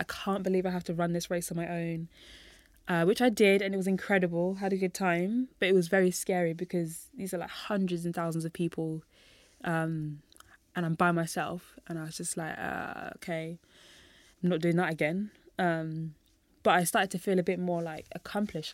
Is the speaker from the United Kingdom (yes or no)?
yes; London, United Kingdom; I was born and raised in London